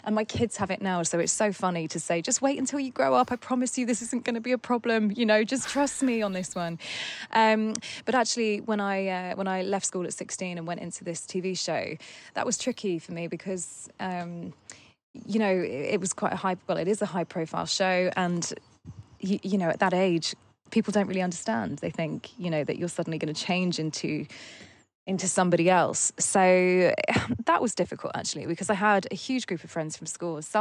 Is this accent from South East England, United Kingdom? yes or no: yes; Surrey, South East England, United Kingdom; I grew up in in Surrey, which is where we live now. It's about an hour away from London.